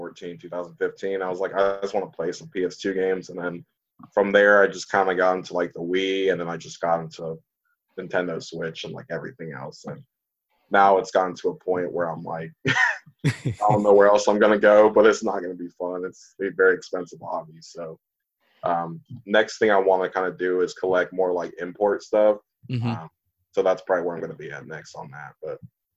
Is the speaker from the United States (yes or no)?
yes; Panama City, Florida, United States; moved away as an adult; now in Highland Heights, United States; I'm from Panama City, Florida originally